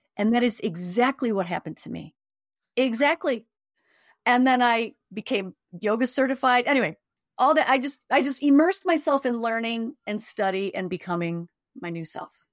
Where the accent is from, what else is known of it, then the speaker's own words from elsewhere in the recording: Chicago, Illinois, United States; I grew up in Chicago on the South Side